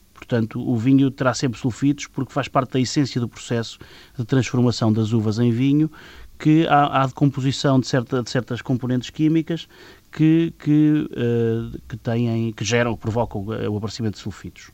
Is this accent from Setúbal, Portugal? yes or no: no; Leiria, Leiria District, Portugal; also born or lived in Cortes; Sou da de Leiria